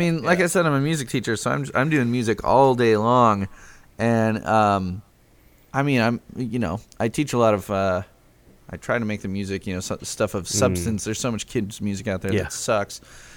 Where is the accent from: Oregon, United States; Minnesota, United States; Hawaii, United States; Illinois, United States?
Illinois, United States; Chicago; now in Lafayette, Indiana, United States; I am in Lafayette, Indiana. I grew up in Chicago, though. I'm only a few hours away from Chicago, hour north of Indianapolis. I am. I've lived in Indiana almost as long.